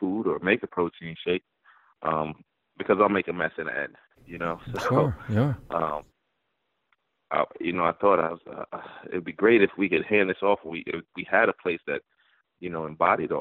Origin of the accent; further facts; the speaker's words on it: New York, United States; moved away as an adult; also born or lived in West Virginia; now in Morgantown, United States; I'm from New York